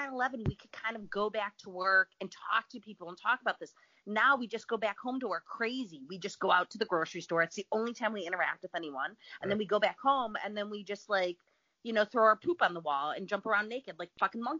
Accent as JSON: {"language": "English", "town": "Chicago", "region": "Illinois", "country": "United States", "moved": "yes", "lives_now": "Los Angeles, United States", "said": "I'm from Chicago."}